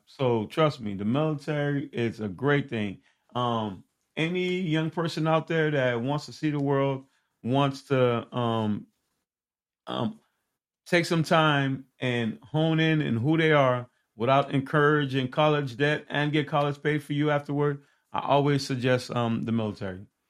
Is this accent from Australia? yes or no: no; Haiti; moved away; also born or lived in Miami, Florida; I was born in in Haiti.